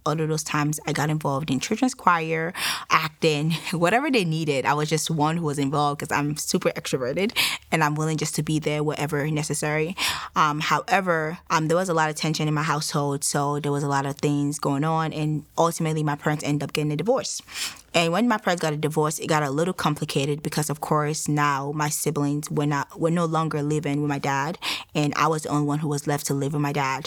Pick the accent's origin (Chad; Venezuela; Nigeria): Nigeria; now in United States; I am Nigerian. Um, I relocated to the United States in 2009